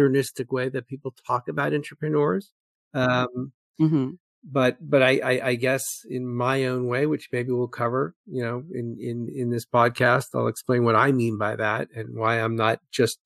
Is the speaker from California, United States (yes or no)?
no; New York City, New York, United States; I grew up in Brooklyn, New York